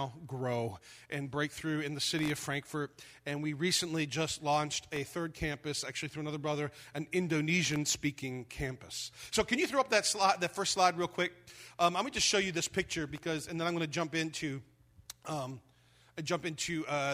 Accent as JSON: {"language": "English", "country": "United States", "also_born_or_lived": "Germany", "moved": "yes", "said": "as an American"}